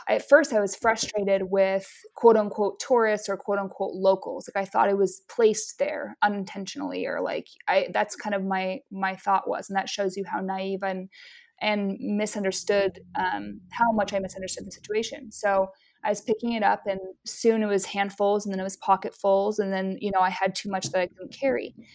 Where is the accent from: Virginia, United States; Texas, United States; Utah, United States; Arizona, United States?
Utah, United States; also born or lived in Hawaii / Maine; now in Hawaii and Maine, United States; I'm originally from Utah, and I live now between the states of Hawaii and Maine.